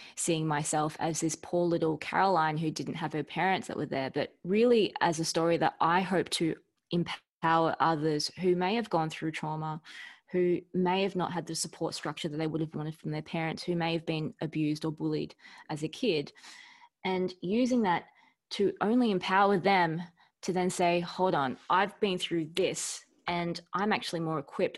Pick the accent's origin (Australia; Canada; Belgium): Australia; Melbourne, Victoria; we grew up in Carlton